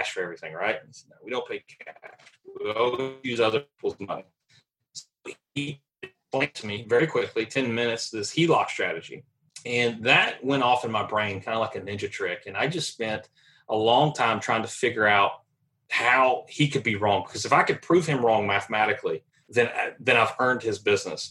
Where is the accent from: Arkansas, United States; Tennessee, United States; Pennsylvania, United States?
Tennessee, United States; Nashville; moved away as an adult; also born or lived in Charlotte, North Carolina; move back home because I'm originally from Nashville